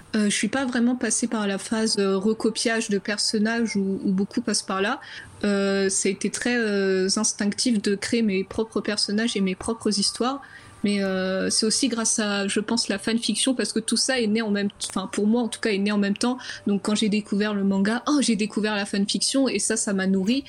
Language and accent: French; Champagne-Ardenne, Grand Est, France; moved away as an adult; also born or lived in Dunkerque; now in Angoulême, France; je viens de la Champagne-Ardenne